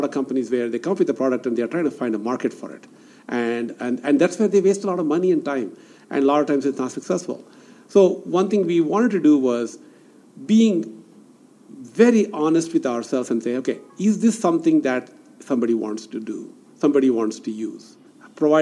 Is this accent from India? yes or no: yes; Bangalore, Karnataka, India; also born or lived in Silicon Valley, United States; now in Bangalore, India; Bangalore was my hometown. And I was, this is where I was born.